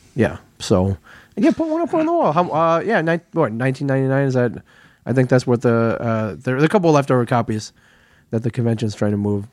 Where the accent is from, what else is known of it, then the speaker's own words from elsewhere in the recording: Midwest, United States; moved away; I grew up in the Midwest, so I'm not, I'm not a stranger to cor-, rows of cornfields